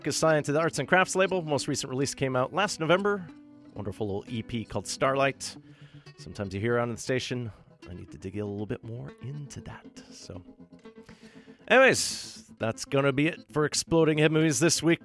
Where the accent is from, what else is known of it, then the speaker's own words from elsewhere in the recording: Thunder Bay, Ontario, Canada; now in Vancouver, Canada; my hometown of Thunder Bay